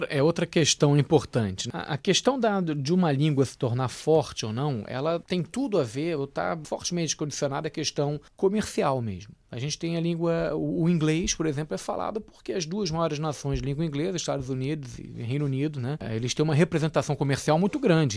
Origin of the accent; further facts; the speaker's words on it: Brazil; Como brasileiro, eu posso falar, porque eu amo meu país